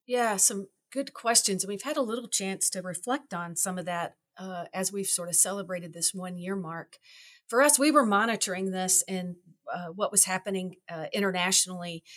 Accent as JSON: {"language": "English", "town": "Louisville", "region": "Kentucky", "country": "United States", "tie": "born or raised there", "moved": "as an adult", "lives_now": "Wisconsin, United States", "said": "I grew up in Louisville, Kentucky"}